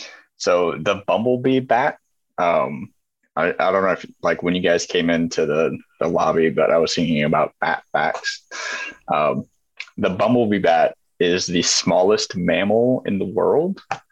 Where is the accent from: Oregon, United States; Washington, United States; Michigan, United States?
Washington, United States; moved away as an adult; But like I grew up in Washington State, right? So I grew up in the mountains.